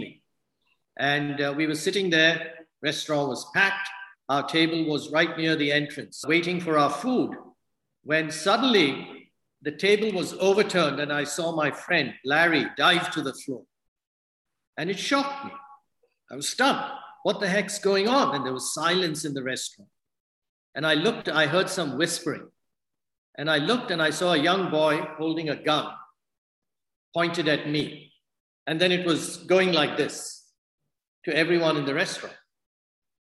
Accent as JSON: {"language": "English", "country": "India", "moved": "yes", "said": "I'm from India"}